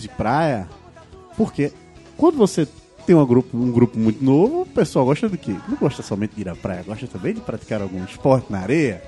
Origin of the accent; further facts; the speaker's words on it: Ceará, Brazil; now in Recife, Brazil; O pessoal daqui de casa, primeiramente, somos cearenses. Então, o que se tinha era Fortaleza e minha família nem de Fortaleza é, de Sobral